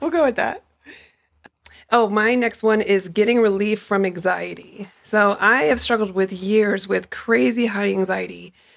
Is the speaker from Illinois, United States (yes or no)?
yes; Chicago, Illinois, United States; I grew up in Chicago